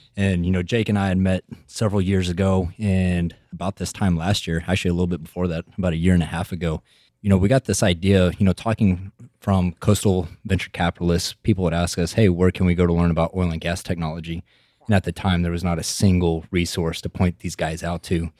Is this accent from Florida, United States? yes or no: no; Midland, Texas, United States; I'm from Midland, Texas originally. I'm from the Permian Basin right in the middle of it, and I feel like graduating high school out of Midland